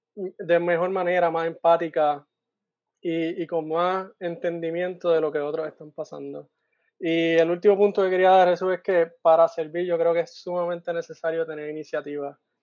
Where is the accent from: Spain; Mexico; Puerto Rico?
Puerto Rico; Guaynabo; moved away as an adult; also born or lived in Mayagüez, Puerto Rico; now in Iowa, United States; crecí en Guaynabo y luego de eso, luego de high school, me, mudé a Mayagüez